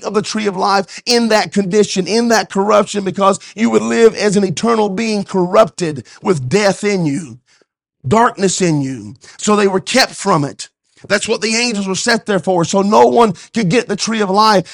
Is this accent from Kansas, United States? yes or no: yes; Wichita, Kansas, United States; moved away; I was from Kansas, from Wichita area